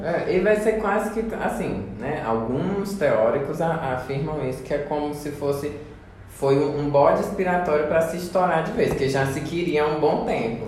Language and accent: Portuguese; Paraíba, Brazil; now in Goiás, Brazil; eu não sou daqui de Goiás, mas ah, sou lá do Nordeste, da Paraíba.